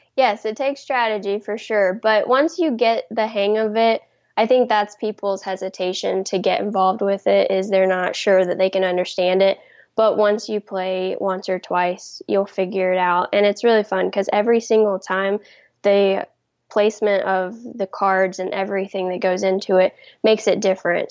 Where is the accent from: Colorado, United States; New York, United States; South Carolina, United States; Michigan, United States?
South Carolina, United States; I'm from South Carolina